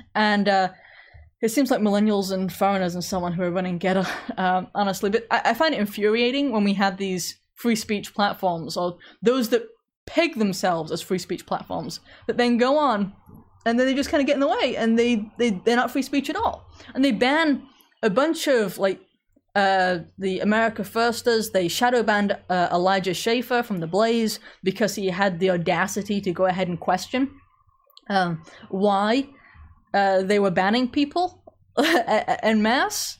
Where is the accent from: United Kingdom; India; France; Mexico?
United Kingdom; England; moved away; I grew up in England